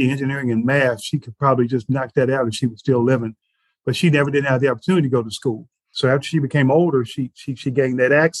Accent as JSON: {"language": "English", "town": "Knoxville", "region": "Tennessee", "country": "United States", "tie": "born or raised there", "said": "I was a person that was born in Knoxville, Tennessee"}